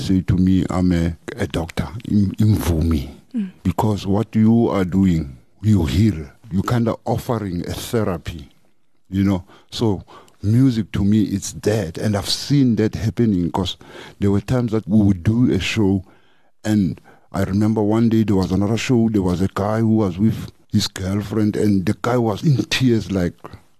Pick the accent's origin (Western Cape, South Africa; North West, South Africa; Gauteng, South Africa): North West, South Africa; moved away as an adult; now in Johannesburg, South Africa; originally we're from Northwest. And then we came to the city as a band